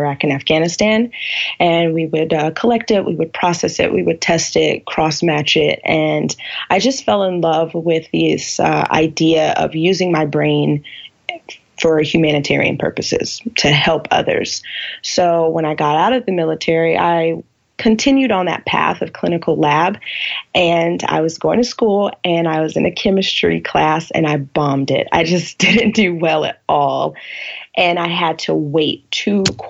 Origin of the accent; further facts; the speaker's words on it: California, United States; now in Seattle, United States; I'm originally from California